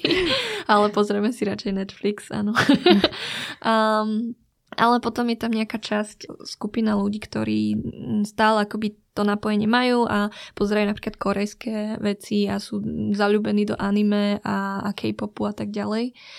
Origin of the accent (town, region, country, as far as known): Slovakia; also born or lived in Vietnam (ancestry)